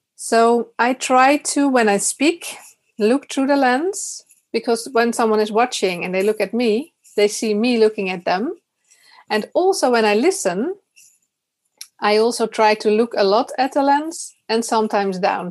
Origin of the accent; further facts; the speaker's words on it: Netherlands; also born or lived in Utrecht; I'm from the Netherlands.